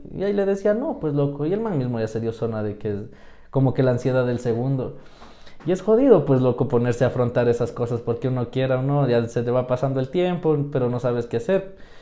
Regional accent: Quito, Pichincha, Ecuador; soy quiteño, nacido en el sur, criado

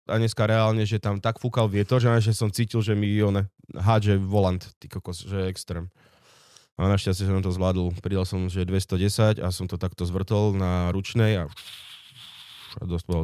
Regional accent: Orava, Žilina Region, Slovakia; som z Oravy

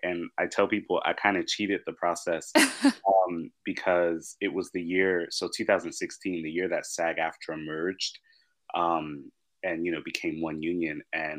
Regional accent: Los Angeles, California, United States; I'm actually one of the rare people in the entertainment industry that grew up in LA.

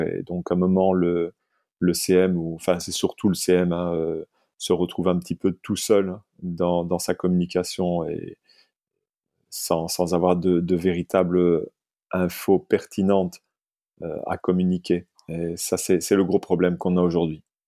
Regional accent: Liège, Wallonia, Belgium; now in France; je suis liégeois de naissance et français d'adoption.

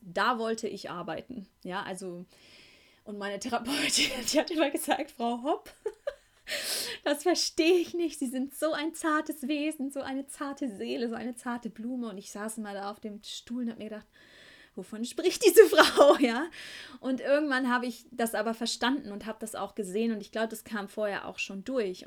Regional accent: Beckum, North Rhine-Westphalia, Germany; moved away; von meiner Heimatstadt Beckum

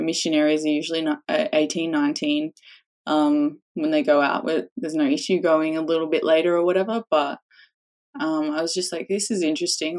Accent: Australia; a little bit of a sarcastic Australian

